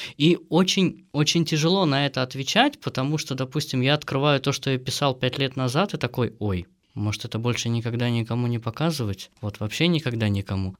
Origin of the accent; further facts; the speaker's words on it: Michurinsk, Tambov Oblast, Russia; now in Saint Petersburg, Russia; Мичуринск – это маленький город в Тамбовской области.